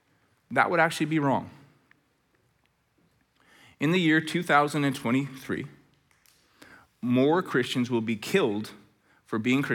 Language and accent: English; Red Deer, Alberta, Canada; we're both from Red Deer. This is great. So we drive back to Red Deer.